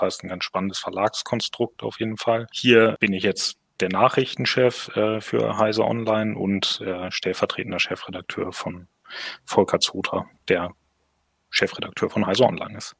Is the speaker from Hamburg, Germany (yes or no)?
yes; Hamburg, Germany; moved away; also born or lived in southwest Germany; Gebürtig aus Hamburg